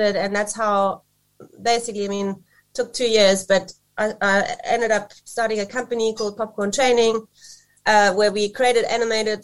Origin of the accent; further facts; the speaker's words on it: Germany; moved away as an adult; now in South Africa; I'm actually originally from Germany. I grew up there